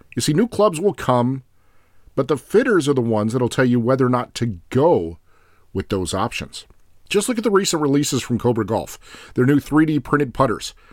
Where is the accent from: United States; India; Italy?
United States; I'm also an American